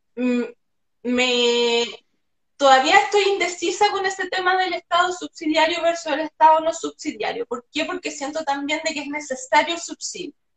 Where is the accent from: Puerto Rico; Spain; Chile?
Chile; cómo somos los chilenos y cómo hablamos